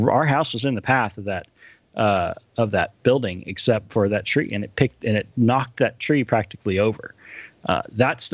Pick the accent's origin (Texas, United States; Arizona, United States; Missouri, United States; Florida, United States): Texas, United States; North Texas and West; also born or lived in College Station, Texas; I grew up in North Texas and West Texas before we moved down to the College Station area.